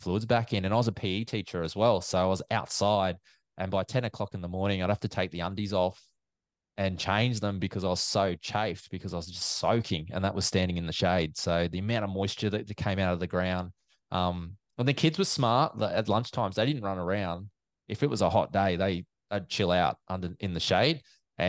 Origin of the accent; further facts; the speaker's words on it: Brisbane, Queensland, Australia; I'm actually from Brisbane, so north side of Brizzy. Grew up around Aspley, Zulmia